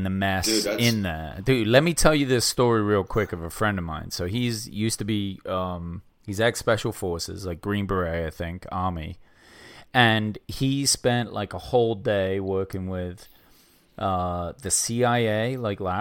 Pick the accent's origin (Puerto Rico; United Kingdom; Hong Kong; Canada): United Kingdom; England; now in United States; I'm still English